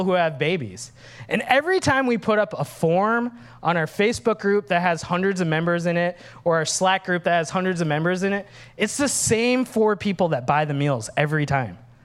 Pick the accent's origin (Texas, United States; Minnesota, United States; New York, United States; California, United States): Minnesota, United States; moved away; I'm Sri Lankan, but I grew up in Minnesota.